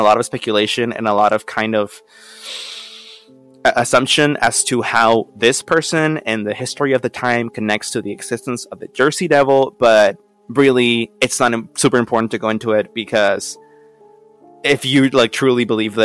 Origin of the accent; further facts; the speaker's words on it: Mexico; now in United States; by my fast speech and my accent, I am originally from Mexico